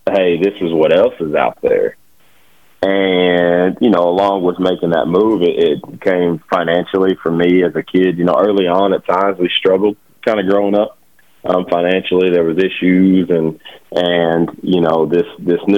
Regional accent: Rose Pine, Louisiana, United States; also born or lived in DeRidder, Louisiana / Lake Charles, Louisiana; I was born in DeRidder. I lived in Rose Pine, Louisiana for, probably 10, 11 years growing up

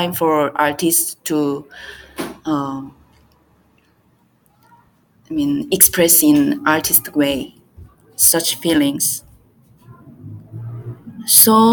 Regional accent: South Korea; English is a second language; also born or lived in Iran; I'm from Korea

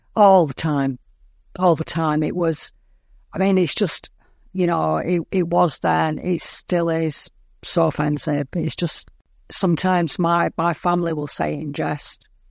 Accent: Lancashire, North West England, United Kingdom; I'm from England

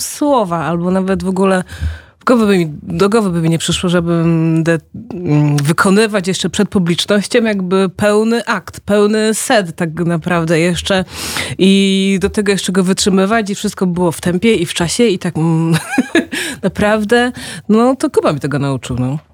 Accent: Angola; also born or lived in Poznań, Poland; now in Poland; Jak miałam parę lat, to wróciliśmy do Angolii. No i właśnie, potem tam spędziłam prawie 10 czy tam 12 lat

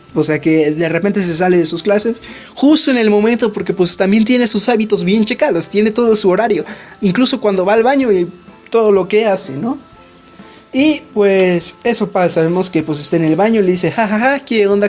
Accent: Mexico; nosotros somos de México

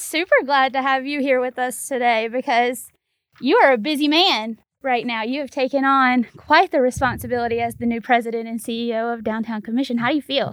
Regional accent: Mississippi, United States; now in Memphis, United States; I was born in Mississippi.

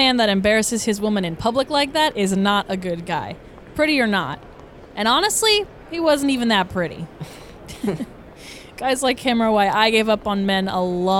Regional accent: Atlanta, Georgia, United States; now in New York, United States; I don't know anyone there since I grew up in Atlanta

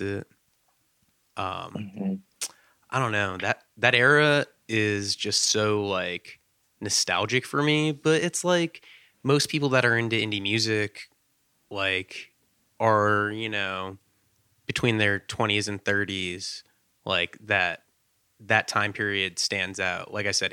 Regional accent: the South, United States; I'm from the South.

